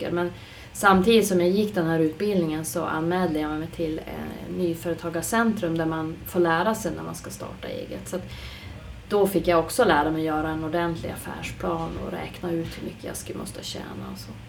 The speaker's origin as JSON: {"language": "Swedish", "town": "Arvidsjaur", "region": "Norrbotten County", "country": "Sweden", "moved": "yes", "lives_now": "Ursviken, Sweden", "said": "bor i Ursviken kommer ju egentligen inte från Skellefteå utan jag flyttade hit från Arvidsjaur 85 faktiskt."}